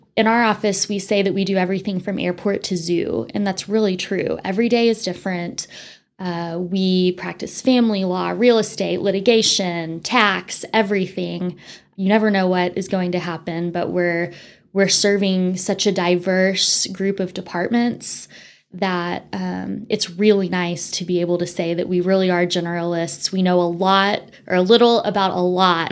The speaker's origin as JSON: {"language": "English", "town": "Amarillo", "region": "Texas", "country": "United States", "tie": "born or raised there", "also_born_or_lived": "Winston-Salem, North Carolina", "said": "I actually was born and raised in Amarillo"}